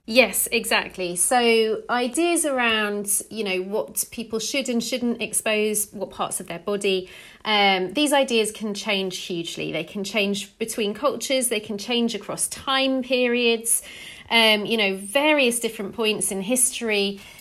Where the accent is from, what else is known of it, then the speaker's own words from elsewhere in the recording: England, United Kingdom; I'm English